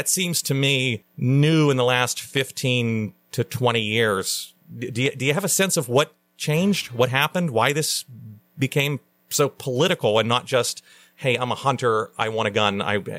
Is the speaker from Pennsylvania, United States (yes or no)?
yes; Western Pennsylvania, United States; I grew up in Western Pennsylvania, grew up around people who had guns, grew up around family members who had guns.